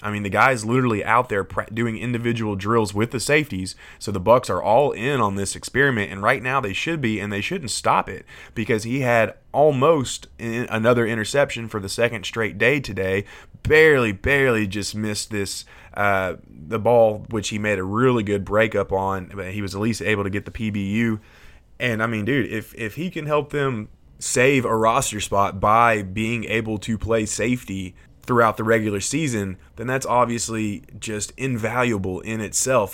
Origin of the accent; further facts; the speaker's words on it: Nashville, Tennessee, United States; I'm from Nashville, Tennessee